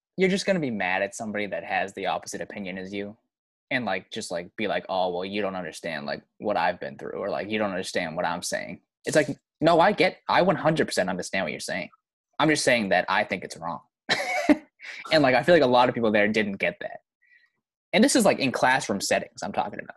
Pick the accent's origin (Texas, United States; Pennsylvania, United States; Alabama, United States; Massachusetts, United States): Massachusetts, United States; Boston area; I'm from Massachusetts. I'm from near Boston, you know, Boston area. Not not I'm not from the city, but I'm not, you know, suburb area sort of.